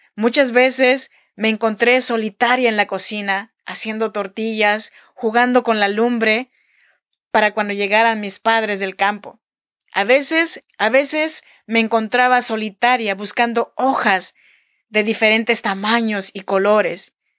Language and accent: Spanish; Chinantec region, Oaxaca, Mexico; now in Sacramento, United States; Yo soy nacida en Oaxaca, México, en la región chinanteca, pero yo vivo y produzco este podcast desde Sacramento, California.